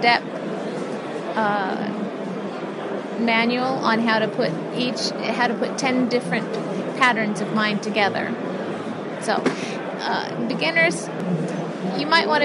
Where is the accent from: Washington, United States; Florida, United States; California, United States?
Washington, United States; Aberdeen; I was born and raised in Aberdeen along the mighty Wishkaw River